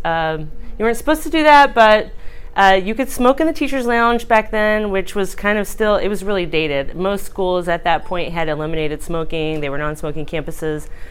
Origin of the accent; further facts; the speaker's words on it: Brownwood, Texas, United States; moved away as an adult; also born or lived in Pennsylvania / Florida; now in Youngstown, United States; I grew up in Central Texas. I grew up in a town called Brownwood, Texas, which claims to be the heart of Texas.